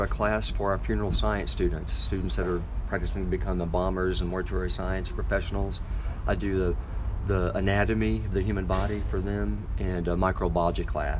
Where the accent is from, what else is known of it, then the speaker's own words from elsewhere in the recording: Missouri Ozarks, United States; moved away as an adult; also born or lived in Fayetteville, Arkansas; now in Mountain Home, United States; I wanted to stay in the Ozarks because my hometown's just over the state line